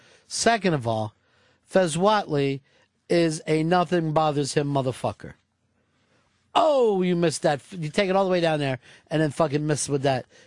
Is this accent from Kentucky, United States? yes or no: yes; Kentucky, United States; Oh, I remember. I was born and raised in Kentucky.